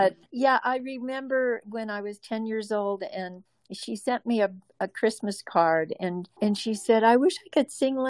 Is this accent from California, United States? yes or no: yes; California, United States; also born or lived in Newton / Hawaii; I was born in Newton, and it was kind of a tragic situation for my mother, because the biological father that abandoned her and rejected her, was located there. And within about, I think it was 5 weeks, she was put on a plane with me and sent back to California, where her family was.